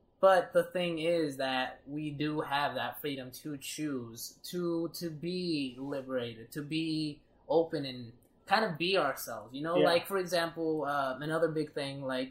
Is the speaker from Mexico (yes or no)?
yes; Victoria de Durango, Durango, Mexico; moved away; I'm from a place called Durango. Durango, and that's the city.